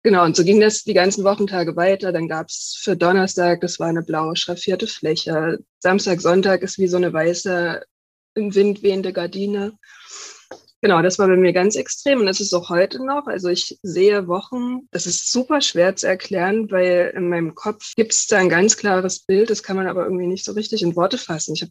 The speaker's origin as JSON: {"language": "German", "town": "Dresden", "region": "Saxony", "country": "Germany", "said": "ich komme aus Dresden, arbeite jetzt bei einer kleinen Lokalzeitung"}